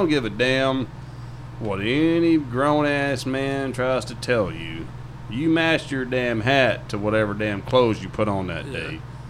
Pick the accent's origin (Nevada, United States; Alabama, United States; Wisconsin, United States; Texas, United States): Texas, United States; Dallas; the Dallas market's my hometown